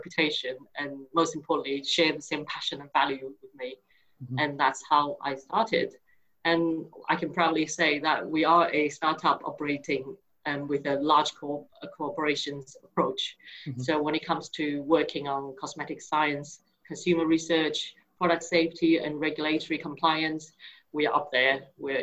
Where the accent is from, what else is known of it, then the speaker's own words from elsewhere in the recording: Taiwan; moved away as an adult; now in United Kingdom; I was originally from Taiwan and been living in the UK for over 22 years